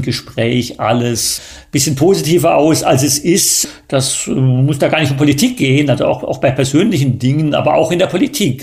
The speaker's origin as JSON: {"language": "German", "country": "Germany", "also_born_or_lived": "China", "moved": "as an adult", "said": "wir als äh, Deutsche"}